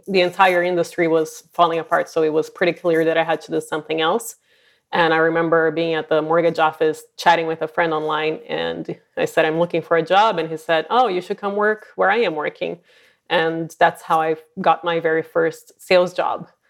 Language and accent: English; Brazil; moved away as an adult; also born or lived in San Francisco Bay Area, California; now in San Francisco, United States; I'm originally from Brazil, and I've been, um, in the Bay Area for just over twenty years